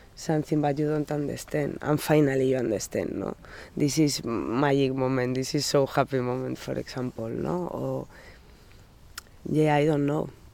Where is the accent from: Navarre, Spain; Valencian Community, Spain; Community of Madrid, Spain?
Navarre, Spain; Pamplona; English is a second language; moved away as an adult; now in Rockaway Park, United States; I am from Pamplona